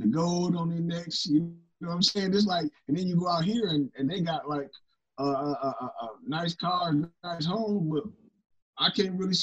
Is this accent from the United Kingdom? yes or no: no; Toledo, Ohio, United States; I'm originally from Toledo, Ohio